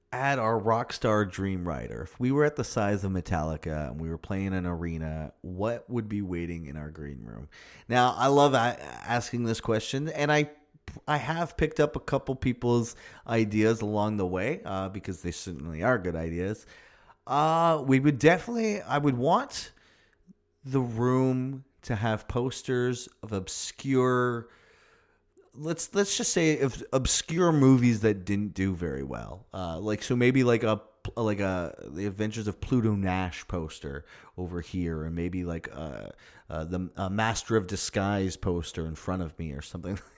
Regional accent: Toronto, Ontario, Canada; We're from Toronto.

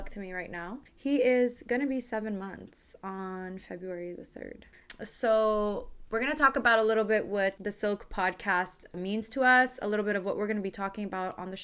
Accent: Montreal, Quebec, Canada; born and raised in Montreal

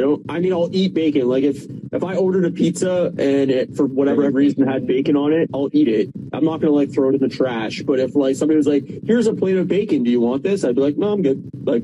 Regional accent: Canada; Yeah, I'm Canadian. Born and raised.

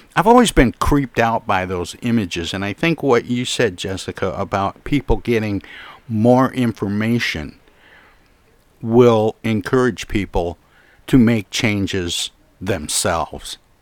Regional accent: Midwest, United States; I grew up in the Midwest

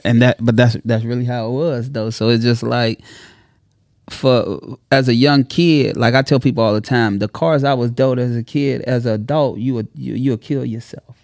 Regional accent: Chicago, Illinois, United States; I'm from Chicago

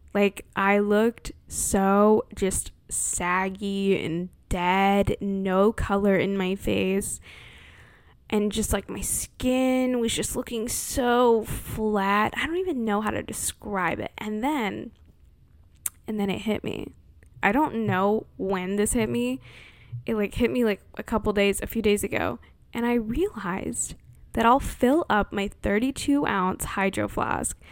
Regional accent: California, United States; born or raised there

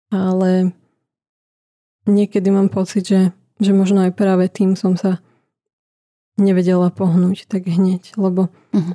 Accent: Nitra, Nitra Region, Slovakia; ja som spod Kalvárie z Nitry

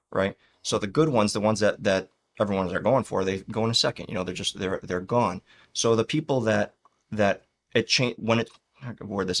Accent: Chicago, Illinois, United States; now in Florida, United States; we're both from Chicago

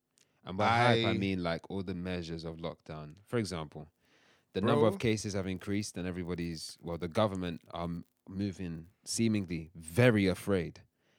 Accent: London, United Kingdom; accent: London; But I'm very happy to have a London accent.

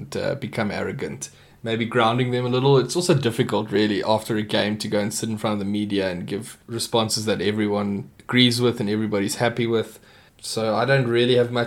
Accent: South Africa; waving our South African flag proudly

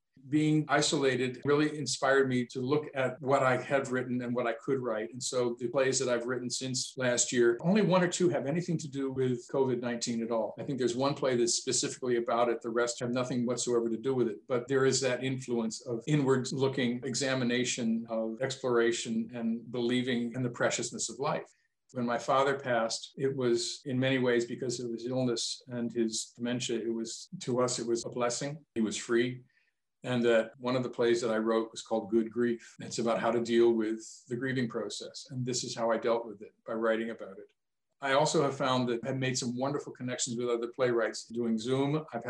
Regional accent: Michigan, United States; where I grew up, as you can probably tell a little bit by my accent, I was influenced by living close to Canada and finding out about that different part of the world too, as well, spending years in Northern Michigan.

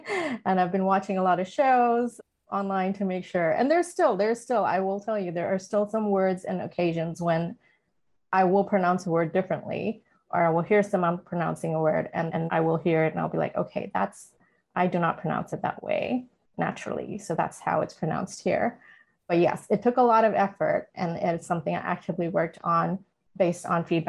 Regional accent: India; also born or lived in Middle East / Atlanta; now in Los Angeles, United States; My background, though, I was born and raised in India, partly also in the Middle East. We've moved to the US about 16 years ago and lived in Atlanta. So been on the East Coast and now live here in LA on the West Coast.

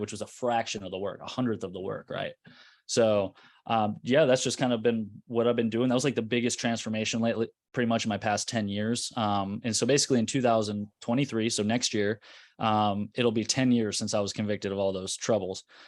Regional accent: Carmel, Indiana, United States; I'm from Indianapolis, Indiana, North Side, uh, Carmel

